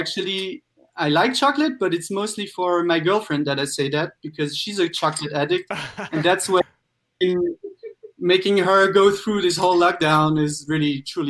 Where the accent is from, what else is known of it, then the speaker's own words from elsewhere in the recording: Paris, Île-de-France, France; now in Berlin, Germany; So, I'm French. I'm from Paris, but I'm currently in Germany.